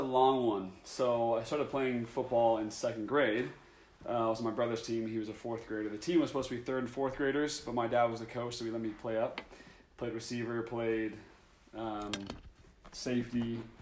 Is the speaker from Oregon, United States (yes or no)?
yes; Oregon, United States; growing up in Oregon